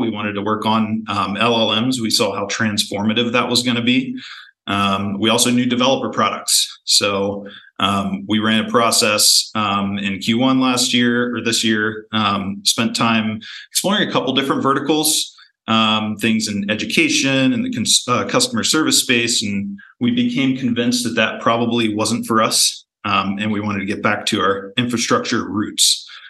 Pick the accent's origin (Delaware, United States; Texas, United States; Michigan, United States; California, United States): Delaware, United States; I grew up in Delaware.